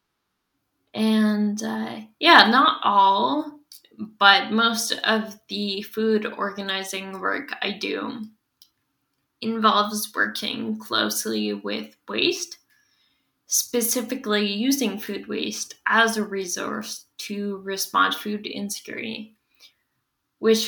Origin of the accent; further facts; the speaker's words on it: Squamish Nation territory, British Columbia, Canada; moved away as an adult; now in Lekwungen territory, Canada; I've spent most of my life before now growing up on Squamish Nation territory